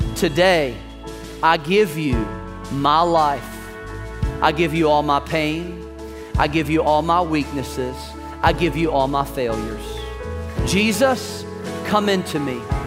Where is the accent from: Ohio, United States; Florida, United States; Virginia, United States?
Virginia, United States; I'm from Virginia.